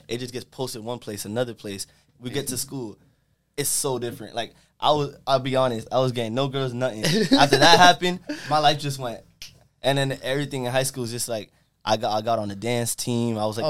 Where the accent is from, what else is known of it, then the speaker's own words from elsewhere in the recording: Boston, Massachusetts, United States; now in Tampa, United States; I'm from Boston.